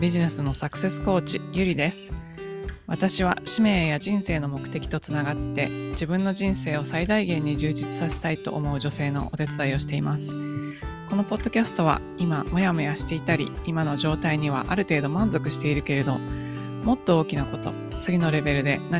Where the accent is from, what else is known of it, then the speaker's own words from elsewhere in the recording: Nagoya, Aichi, Japan; also born or lived in Canada / Hong Kong; 高校まで日本にいらっしゃって、はい、日本のえ地方にいらっしゃったんですか名古屋です。名古屋市生まれ、